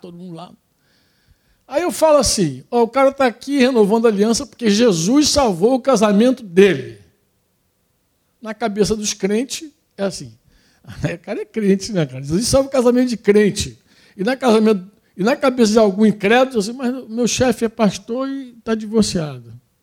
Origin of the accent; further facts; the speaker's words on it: Brazil; a gente é brasileiro